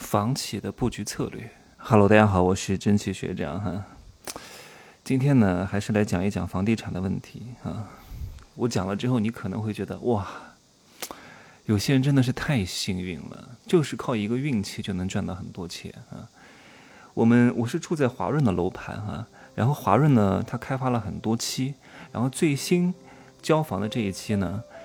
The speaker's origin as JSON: {"language": "Chinese", "town": "Wuhu", "region": "Anhui", "country": "China", "tie": "born or raised there", "moved": "yes", "said": "我的老家"}